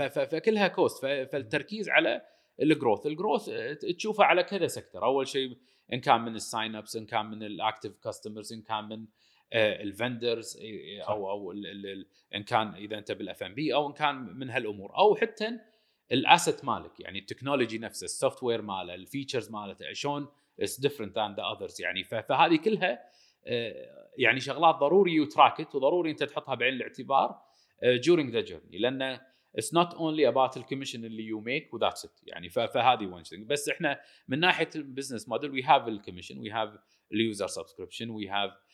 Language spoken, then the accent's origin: Arabic; Kuwait; also born or lived in United States; رجعنا من الكويت من الدراسه